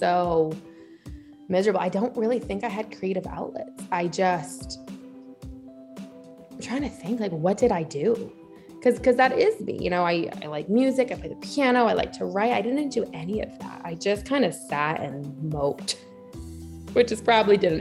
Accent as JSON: {"language": "English", "region": "Massachusetts", "country": "United States", "tie": "born or raised there", "also_born_or_lived": "Detroit / San Francisco", "moved": "yes", "said": "I grew up in Massachusetts"}